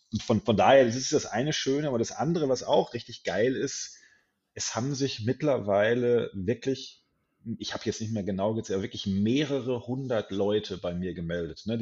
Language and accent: German; Hamm, North Rhine-Westphalia, Germany; hier in meiner Heimat in Hamm, Westfalen stattfinden sollen, in einer wunderbaren äh, Metal-Kneipe namens Pirates.